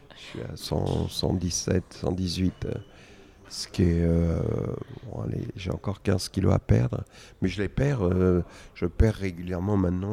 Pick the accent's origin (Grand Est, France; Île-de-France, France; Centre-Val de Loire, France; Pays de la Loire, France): Île-de-France, France; Argenteuil; j'ai grandi à Argenteuil